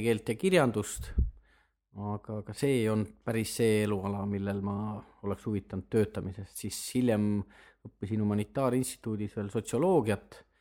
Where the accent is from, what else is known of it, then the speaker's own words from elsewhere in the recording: Viljandi County, Estonia; moved away as an adult; also born or lived in Tartu / Tallinn; ma olen Viljandist pärit, Viljandis õppinud matemaatika, füüsika erikallakuga klassis